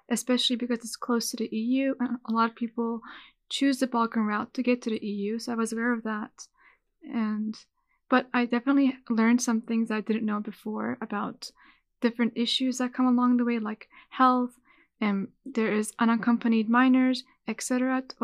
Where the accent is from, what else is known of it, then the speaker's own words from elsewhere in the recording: Utah, United States; And in my home state of Utah